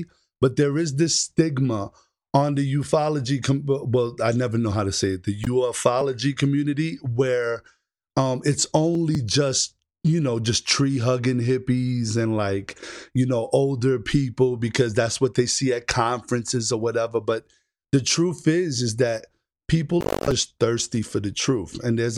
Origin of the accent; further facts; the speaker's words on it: New York City, New York, United States; moved away; also born or lived in Orlando, Florida; I was born and raised in the Bronx, but I spent a lot of time in Orlando, Florida. So I'm kind of like in between the two